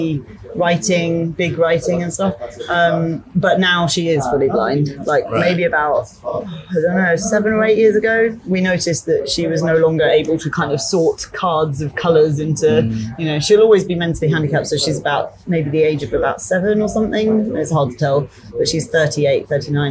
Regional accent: Isle of Wight, South East England, United Kingdom; also born or lived in Surrey, United Kingdom / Myanmar; now in Bangkok, Thailand; I was born in Surrey in the UK, but we were only there until I was about 7, I think. And then we moved to the Isle of Wight.

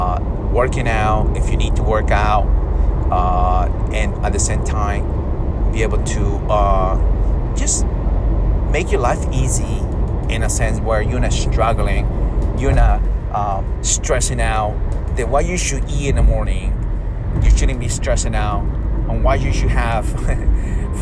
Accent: Peru; I'm from South America, Peru

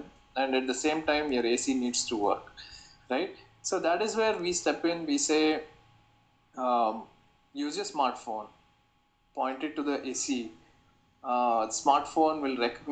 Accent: Bangalore, Karnataka, India; also born or lived in Rutgers, New Jersey, United States; because I'm from Bangalore, I chose to move back and explore opportunities here

